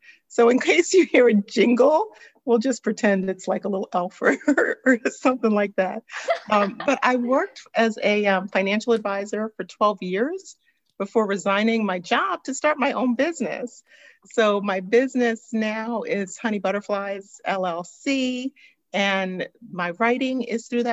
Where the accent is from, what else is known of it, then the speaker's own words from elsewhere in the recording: New York City, New York, United States; now in Atlanta, United States; I was born and raised in Brooklyn, New York.